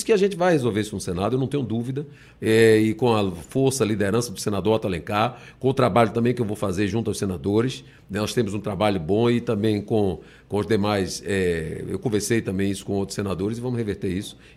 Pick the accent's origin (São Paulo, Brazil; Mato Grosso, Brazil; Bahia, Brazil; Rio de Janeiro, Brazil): Bahia, Brazil; Eu vou dizer isso para a Bahia. Eu, eu honrei muito a minha terra.